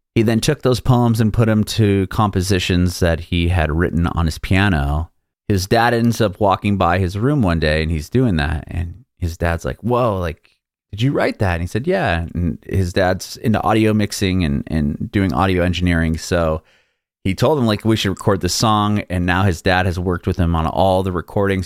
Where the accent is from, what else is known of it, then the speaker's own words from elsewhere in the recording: San Diego, California, United States; moved away; I grew up in San Diego, in California, and the schools were outside.